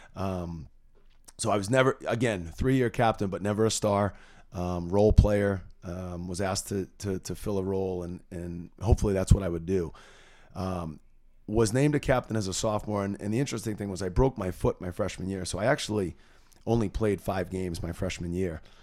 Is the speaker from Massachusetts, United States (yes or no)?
yes; North Andover, Massachusetts, United States; also born or lived in Keene, New Hampshire; I grew up in North Andover, uh, went to Atkinson School, North Andover Middle School